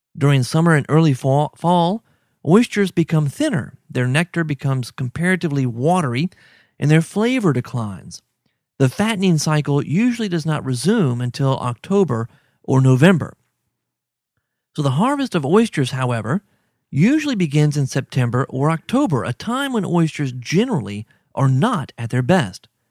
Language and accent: English; Baton Rouge, Louisiana, United States; I grew up in Baton Rouge, so oysters were always everywhere.